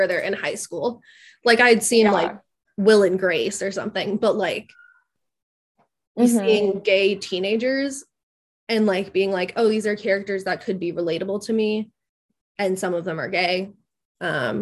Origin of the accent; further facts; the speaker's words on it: Midwest, United States; as the resident Midwesterner